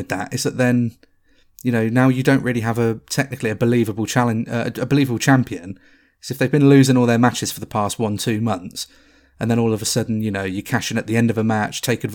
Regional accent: United Kingdom; We are very British

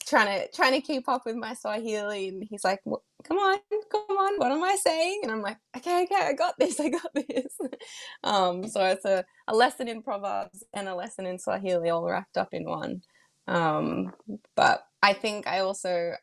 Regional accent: Australia; I'm moved back home to my hometown

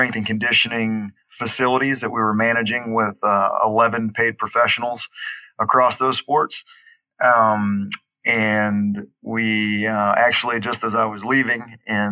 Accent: Baton Rouge, Louisiana, United States; accent: Southern; moved away as an adult; also born or lived in Hattiesburg, Mississippi; I grew up in Baton Rouge, Louisiana, moved on to Hattiesburg, Mississippi to do my undergraduate program at Southern Miss

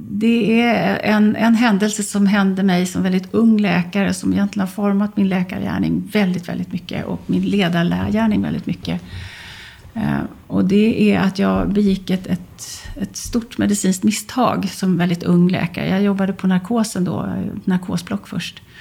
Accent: Västerbotten County, Sweden; moved away; Jag är ju gammal västerbottning

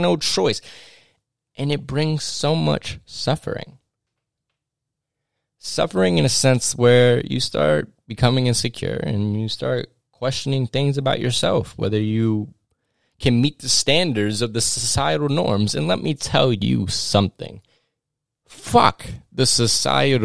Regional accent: New York City and Westchester, United States; I grew up in between New York City, going in between New York City and Westchester, New York.

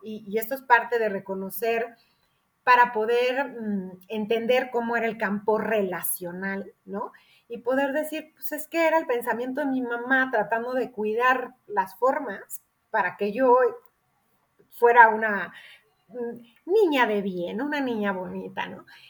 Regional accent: Querétaro, Mexico; yo soy de Querétaro

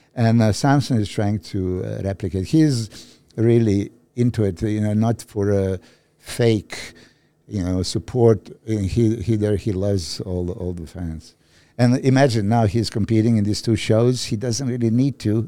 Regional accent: Serbia; moved away; I'm from Serbia

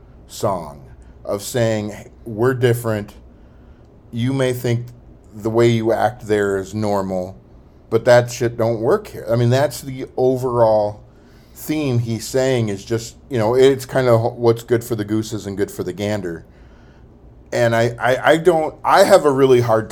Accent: Tennessee, United States; also born or lived in Orlando; now in Midwest, United States; But where I grew up in Tennessee is a far better place to be than what Orlando was

